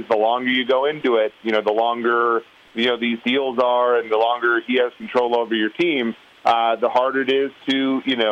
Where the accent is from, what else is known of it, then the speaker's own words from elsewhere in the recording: Minnesota, United States; growing up in Minnesota